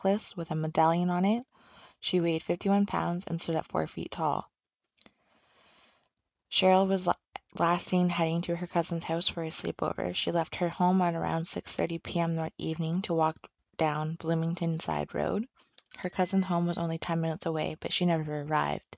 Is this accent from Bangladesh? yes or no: no; Canada; as a Canadian and somebody who has family members who are part of the Indigenous community